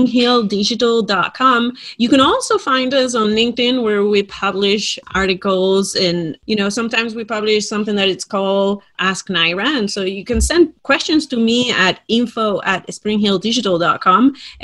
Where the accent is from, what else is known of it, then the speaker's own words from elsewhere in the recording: Spain; accent: Spain; It's actually from Spain.